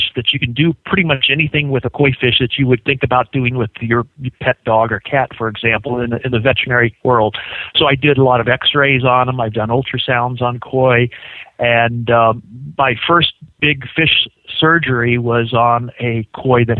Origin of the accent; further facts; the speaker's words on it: Kansas, United States; moved away as an adult; also born or lived in Las Vegas, Nevada; now in Phoenix, United States; I definitely wanted to get out of the snow from Kansas where I was originally